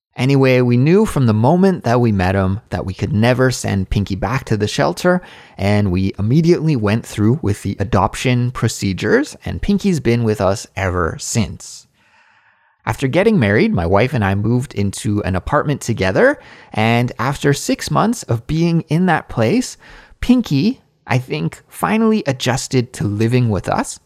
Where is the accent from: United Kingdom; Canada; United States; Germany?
Canada; now in South Korea; as a Canadian living abroad in South Korea